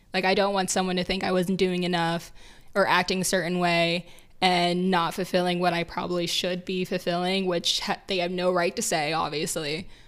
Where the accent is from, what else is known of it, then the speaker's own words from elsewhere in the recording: Indiana, United States; where we grew up in Indiana